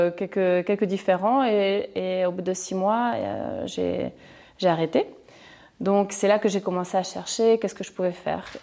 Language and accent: French; Chile; moved away as an adult; now in Mouscron, Belgium; Euh, oui, je suis arrivée en Belgique, ça fait deux ans et demi, et je viens du Chili.